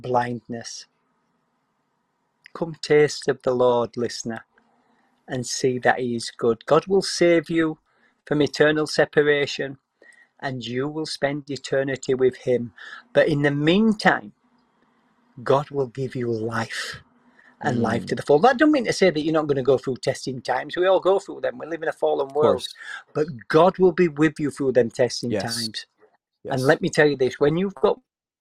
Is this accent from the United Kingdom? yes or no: yes; Yorkshire and the Humber, United Kingdom; moved away; I come from West Yorkshire originally